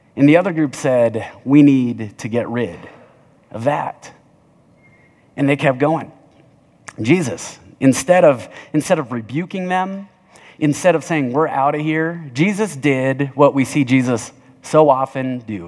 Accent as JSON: {"language": "English", "town": "Littleton", "country": "United States", "said": "I'm from Southside Littleton"}